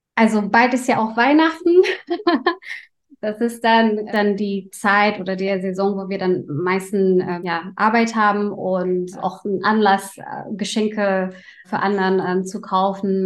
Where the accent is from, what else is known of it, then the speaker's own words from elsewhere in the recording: Indonesia; now in Germany; meine Kindheit und ich komme aus Indonesien